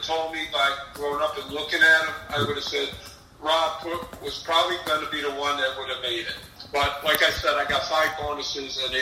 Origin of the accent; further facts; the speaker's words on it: Buffalo, New York, United States; I'm from Buffalo, we did that in the early 90s here in Buffalo